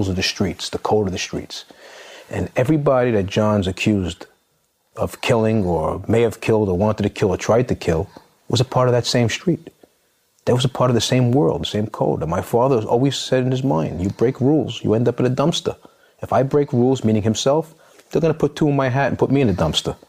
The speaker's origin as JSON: {"language": "English", "town": "New York City", "region": "New York", "country": "United States", "tie": "born or raised there", "said": "I'm from Howard Beach."}